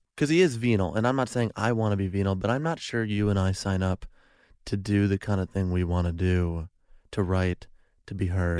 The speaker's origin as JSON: {"language": "English", "town": "Chicago", "region": "Illinois", "country": "United States", "moved": "yes", "lives_now": "Los Angeles, United States", "said": "I'm from Chicago"}